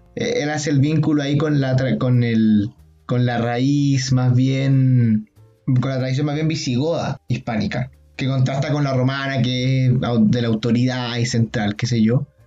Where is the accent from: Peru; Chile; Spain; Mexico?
Chile; nosotros como chilenos